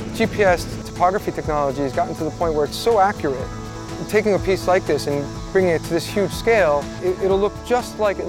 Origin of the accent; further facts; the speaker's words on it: New Jersey, United States; also born or lived in Cuba; Coming when I was 3 years old from Cuba, growing up in New Jersey, meeting so many diverse people from many parts of the world.